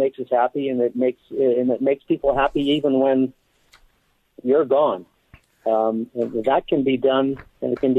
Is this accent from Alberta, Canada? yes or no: yes; Calgary, Alberta, Canada; I'm a Canadian. I was born in Calgary, Alberta, the home of the Stampede